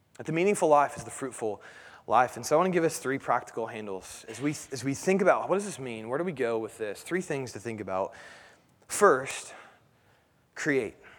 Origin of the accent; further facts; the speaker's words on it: Indianapolis, Indiana, United States; growing up in Indianapolis